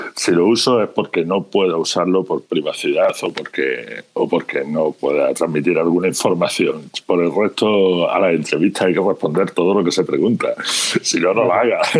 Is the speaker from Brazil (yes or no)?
no; Andalusia, Spain; moved away as an adult; also born or lived in Jaén / Málaga; now in Galicia, Spain; como mi acento remarca, de un pequeño pueblecito de Andalucía, eh, estuve muchísimos años viviendo entre Jaén y Málaga.